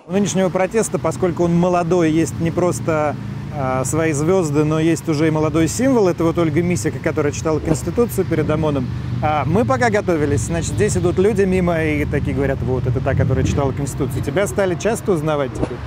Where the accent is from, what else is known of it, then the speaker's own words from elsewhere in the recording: Moscow, Russia; Я как гражданин, как человек – как москвич